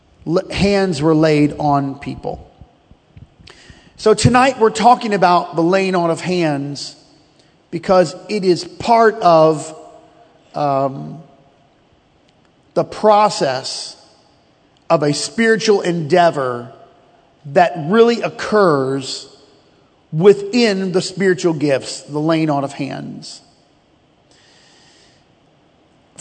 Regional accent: United States; we are American

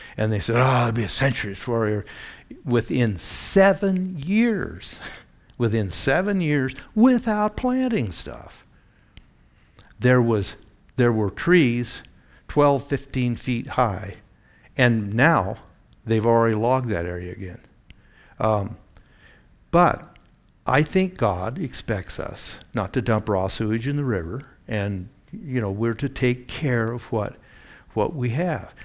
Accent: Eugene, Oregon, United States; I grew up in the Pacific Northwest

